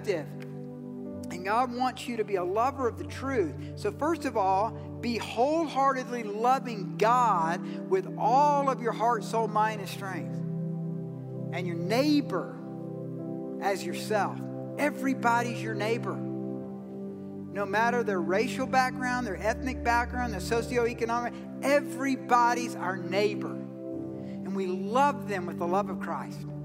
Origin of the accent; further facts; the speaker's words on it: Georgia, United States; I'm from Georgia